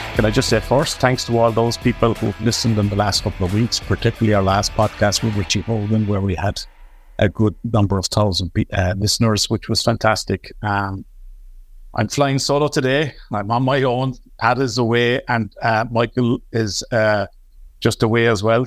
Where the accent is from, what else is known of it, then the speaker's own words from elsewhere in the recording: Cork, Munster, Ireland; I'm an Artside man here in Cork